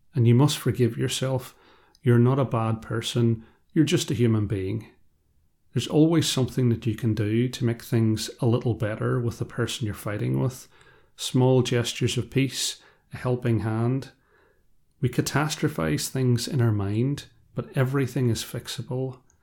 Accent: Ireland; I am also Irish, and I come from a background where we don't always deal with conflict well. In a part of rural Ireland I'm from

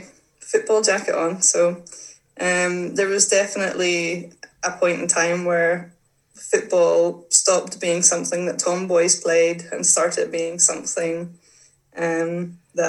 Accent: Northern Ireland, United Kingdom; I grew up in Northern Ireland, and I had always played football

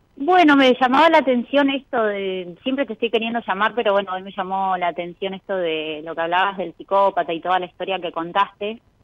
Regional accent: Los Antiguos, Santa Cruz, Argentina; Soy de los antiguos provincias de Santa Cruz

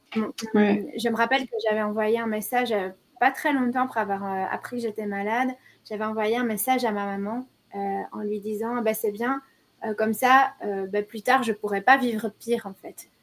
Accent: Belgium; chez nous, en Belgique, on appelle ça autrement

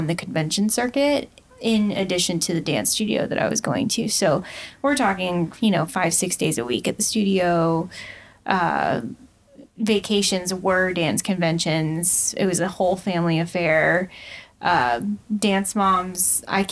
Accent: DeLand, Florida, United States; moved away as an adult; now in Willamette Valley, United States; I'm actually from Florida, DeLand, Florida, to be exact.

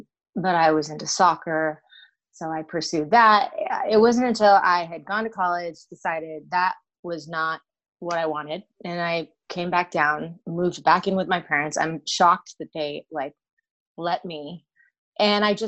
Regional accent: Los Angeles, California, United States; I am born and raised in Los Angeles, believe it or not, in a suburb

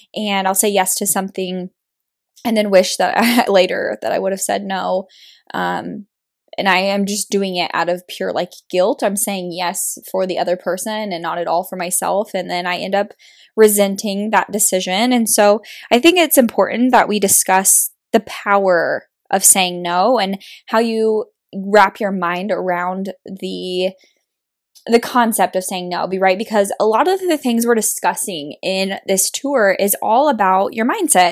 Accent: Kansas, United States; moved away as an adult; now in Kansas City, Missouri, United States; I was born and raised in a very small town in Kansas

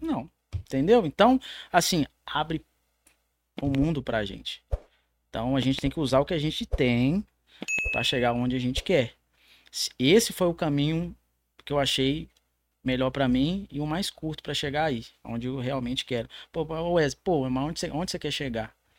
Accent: São Paulo, Brazil; now in Minas Gerais, Brazil; sou lá do estado de São Paulo.

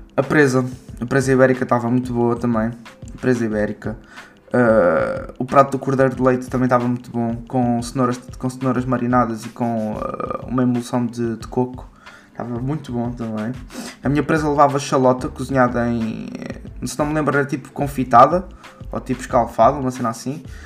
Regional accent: Margem Sul, Portugal; de onde eu sou, da margem sul

